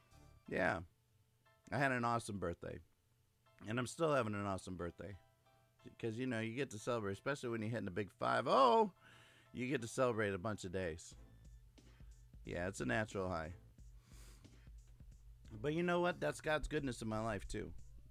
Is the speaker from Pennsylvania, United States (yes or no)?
no; Clearwater, Florida, United States; from Clearwater, Florida.